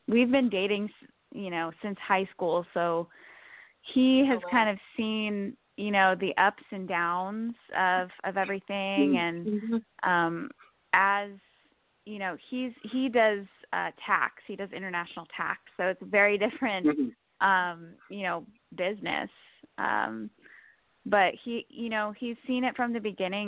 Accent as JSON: {"language": "English", "region": "Connecticut", "country": "United States", "tie": "born or raised there", "also_born_or_lived": "New York", "said": "I am originally from Connecticut, born and raised there"}